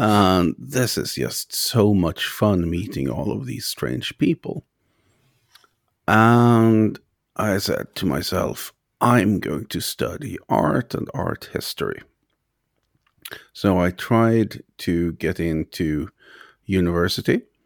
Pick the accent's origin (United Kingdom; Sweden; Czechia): Sweden; now in Ireland; I'm from Sweden originally, but, uh, I live in Ireland